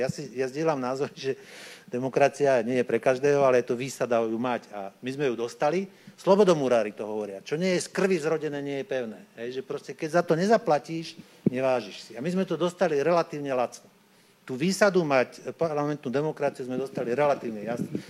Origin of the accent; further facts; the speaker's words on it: Upper Orava, Žilina Region, Slovakia; now in Bratislava, Slovakia; keď som sa narodil na Hornej Orave, no tak je relatívne vysoký predpoklad, že budem e, proste vychovaný vo viere